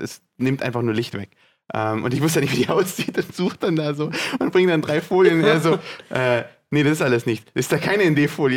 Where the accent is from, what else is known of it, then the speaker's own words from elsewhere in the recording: Ravensburg, Baden-Württemberg, Germany; bei uns in Ravensburg